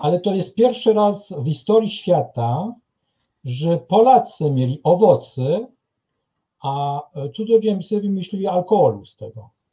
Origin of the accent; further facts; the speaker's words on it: France; now in Kraków, Poland; u nas we Francji